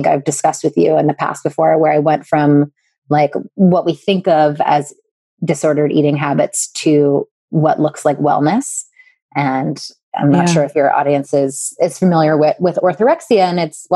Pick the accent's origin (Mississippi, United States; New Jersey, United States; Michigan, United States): New Jersey, United States; I grew up in South Jersey, about 15 minutes from Philadelphia